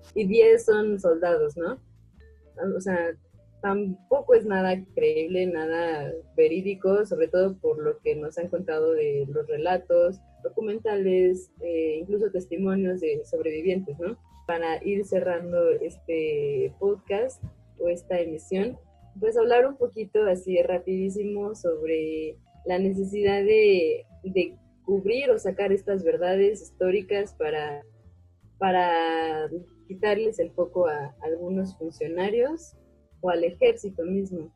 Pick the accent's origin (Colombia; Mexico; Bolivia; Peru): Mexico; necesitamos también curar nuestras heridas como mexicanos